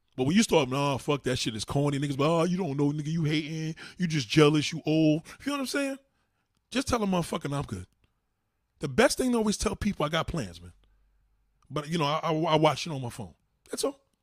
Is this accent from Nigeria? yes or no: no; New York City, New York, United States; as a New Yorker